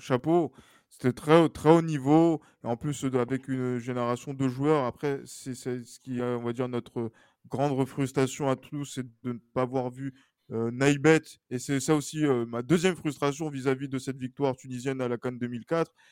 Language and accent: French; Togo; je suis togolais